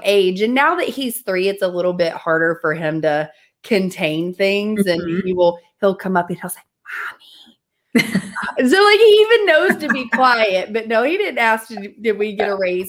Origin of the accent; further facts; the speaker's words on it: the South, United States; I'm from the South.